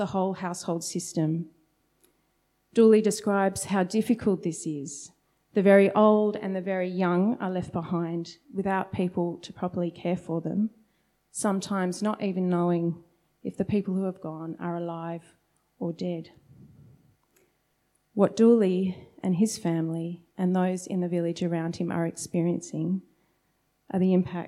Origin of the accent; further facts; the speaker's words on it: Sydney, New South Wales, Australia; moved away as an adult; now in Melbourne, Australia; I'd grown up in a very different part of Sydney